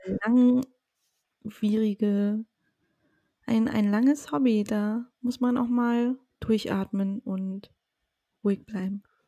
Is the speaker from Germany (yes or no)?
yes; Mecklenburg-Vorpommern, Germany; aus Mecklenburg-Vorpommern, meiner Heimat